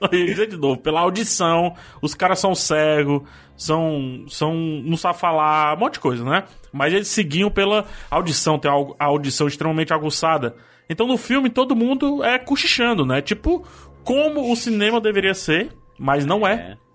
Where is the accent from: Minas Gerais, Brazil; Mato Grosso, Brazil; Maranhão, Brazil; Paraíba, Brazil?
Paraíba, Brazil; nós somos de Paraíba.